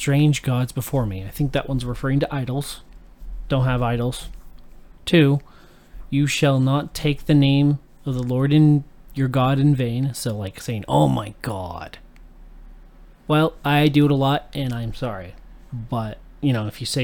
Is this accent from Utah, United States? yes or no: yes; Utah, United States; growing up in Utah, the state is heavily dominated by one religion primarily.